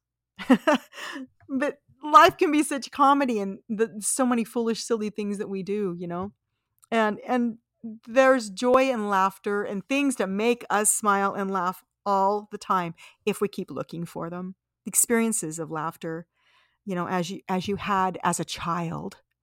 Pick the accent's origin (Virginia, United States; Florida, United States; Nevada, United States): Nevada, United States; Las Vegas; I grew up in Las Vegas, Nevada